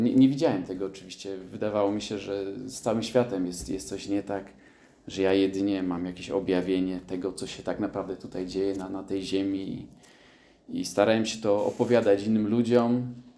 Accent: Krynica-Zdrój, Lesser Poland, Poland; urodziłem się na południu Polski, w Krynicy Zdrój

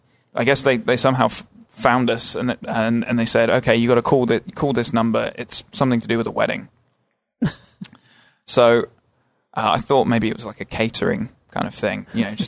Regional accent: England, United Kingdom; moved away; we are English.

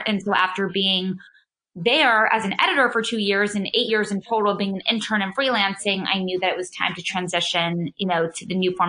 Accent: New York City, New York, United States; I grew up in New York City, so it was, you know, surrounded by fashion and all the incredible just stores and the industry of being right in the center of New York City.

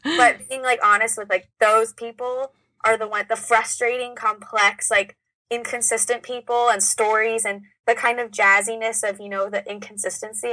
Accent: Orange County, California, United States; I am from about an hour away in Orange County.

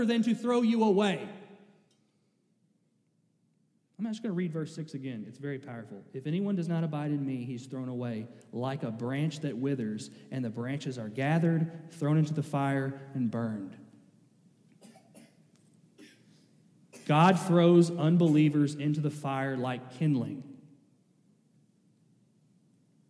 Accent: Kentucky, United States; I'm from Kentucky.

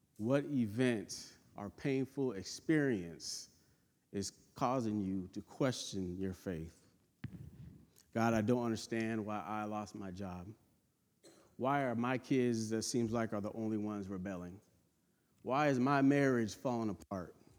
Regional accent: California, United States; moved away as an adult; now in North Carolina, United States; I was born and raised in California, and I moved in the South in my twenties

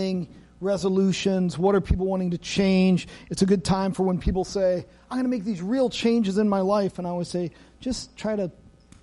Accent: United States; I am an American.

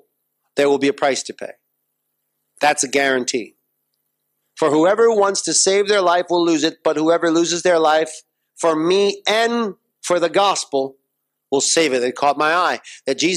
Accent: United States; as an American

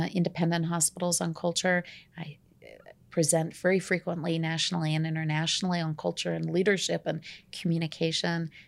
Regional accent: Tulsa, Oklahoma, United States; moved away as an adult; now in Colorado, United States; I'm from Oklahoma

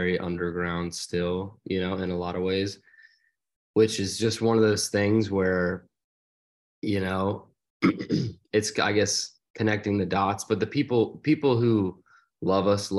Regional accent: outside of Philadelphia, Pennsylvania, United States; now in Nashville, United States; Joey and I grew up outside of Philadelphia

